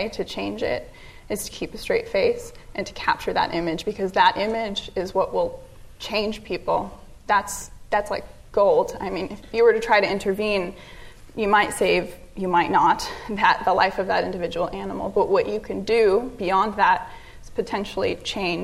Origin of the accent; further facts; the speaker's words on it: Santa Monica, California, United States; I'm born and raised in Santa Monica